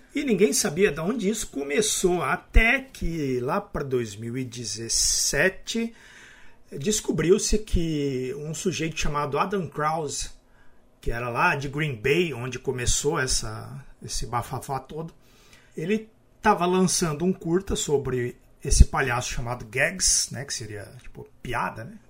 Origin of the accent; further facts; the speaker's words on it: Araraquara, São Paulo, Brazil; eu sou de Araraquara